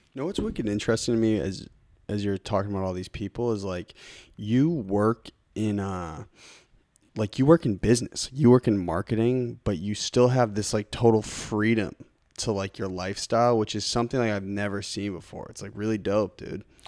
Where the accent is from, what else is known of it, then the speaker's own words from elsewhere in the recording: Lincoln, Massachusetts, United States; I grew up in Lincoln, Mass, on Deer Haven Road